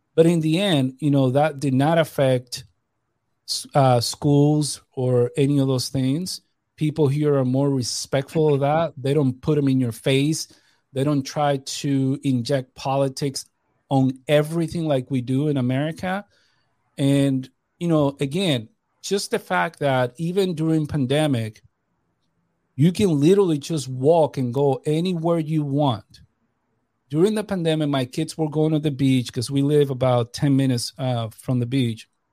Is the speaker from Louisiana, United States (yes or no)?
no; New York, United States; moved away as an adult; I grew up in New York.